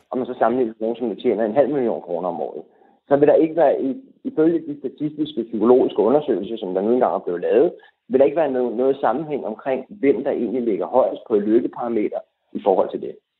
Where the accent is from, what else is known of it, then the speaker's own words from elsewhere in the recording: Denmark; vi som danskere